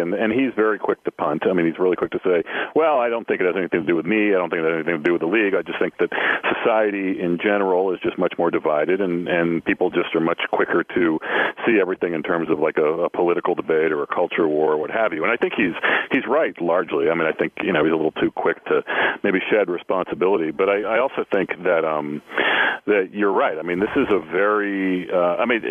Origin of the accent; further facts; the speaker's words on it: New England, United States; I grew up in New England.